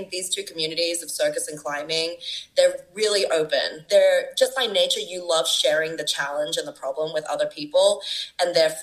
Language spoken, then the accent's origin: English; Brisbane, Queensland, Australia; moved away as an adult; also born or lived in Sydney, Australia; now in Bogota, Colombia; I have a really strong foundation back home in Australia, both in my hometown of Brisbane and where I've been living for 10 years in Sydney